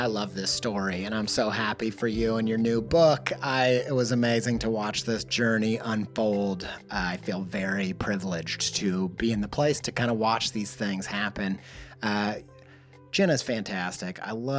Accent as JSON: {"language": "English", "region": "Midwest", "country": "United States", "tie": "born or raised there", "said": "I grew up in the Midwest Bible Belt, and we would hear these bands that were trying to connect with the youth"}